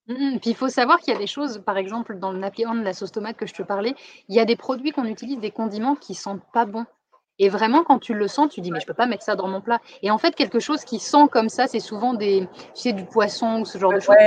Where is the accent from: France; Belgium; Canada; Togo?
France; accent: French; now in Thailand; Mon accent français